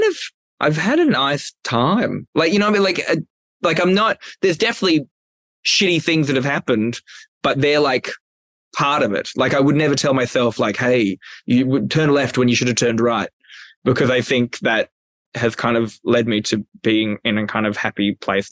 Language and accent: English; Newcastle, New South Wales, Australia; moved away as an adult; I'm from Newcastle, Australia. It's a lovely place to live, but I don't recommend it for 19 years. 19 years between the years of 1990 to 2009.